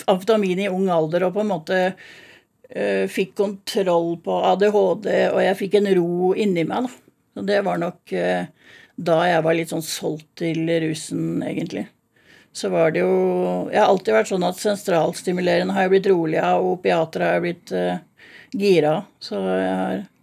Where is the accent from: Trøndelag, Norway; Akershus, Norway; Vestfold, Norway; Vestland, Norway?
Akershus, Norway; Drøbak; also born or lived in Miami; Født og oppvokst i Drøbak